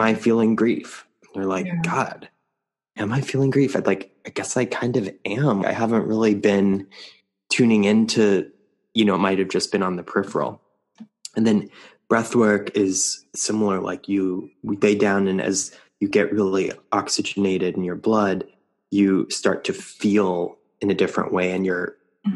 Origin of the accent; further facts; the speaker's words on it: New Mexico, United States; moved away; also born or lived in New York City; I grew up in New Mexico, and it wasn't until I moved to New York City